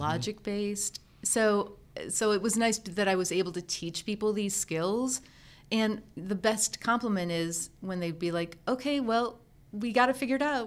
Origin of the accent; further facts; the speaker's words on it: Endicott, New York, United States; I grew up in Endicott, New York, home of I B M.